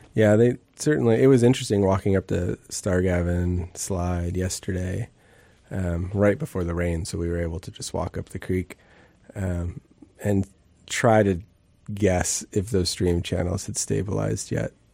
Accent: Bellingham, Washington, United States; I grew up in the Northwest and, and, um, Bellingham and grew up sort of wandering in the woods

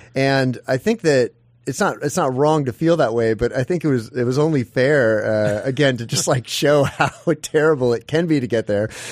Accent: Midwest, United States; moved away as an adult; now in Alaska, United States; I'm originally from the Midwest

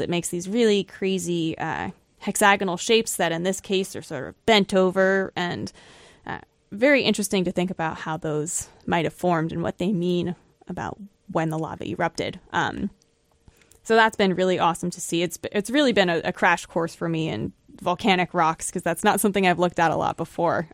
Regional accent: Florida, United States; moved away as an adult; also born or lived in Buffalo, New York; now in New Hampshire, United States; I grew up in Florida, And I went to grad school in Buffalo, New York, and now I'm in New Hampshire

